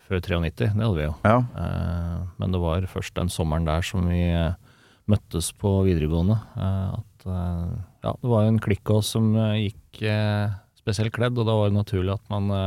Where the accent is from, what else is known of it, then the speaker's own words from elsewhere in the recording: Nannestad, Akershus, Norway; Jeg kommer fra Nannestad